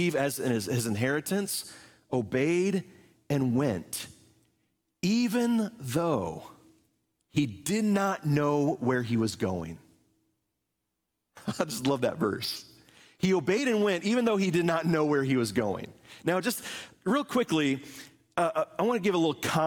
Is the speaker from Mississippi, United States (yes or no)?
no; Indianapolis, Indiana, United States; moved away as an adult; also born or lived in St. Louis, Missouri / Seymour, Indiana / Muncie, Indiana; now in Appleton, United States; I grew up in Indianapolis, Indiana